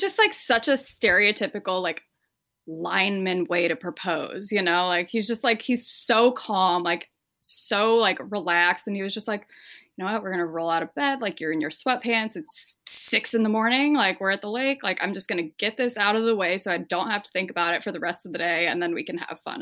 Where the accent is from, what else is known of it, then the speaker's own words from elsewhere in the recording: Spokane, Washington, United States; moved away as an adult; now in Detroit, United States; we're from eastern Washington, so, like, right next to Idaho. We're actually from Spokane